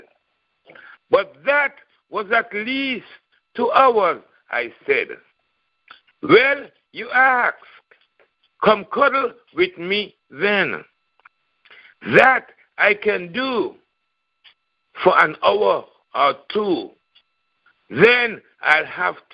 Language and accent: English; St. Kitts & Nevis; now in Raleigh, United States; I'm from St. Kitts, Nevis in the Caribbean, Eastern Caribbean